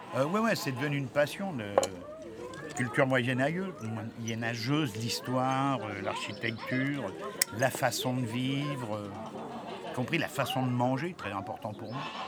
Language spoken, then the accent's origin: French; Allier, Auvergne-Rhône-Alpes, France; moved away; je viens de l'Allier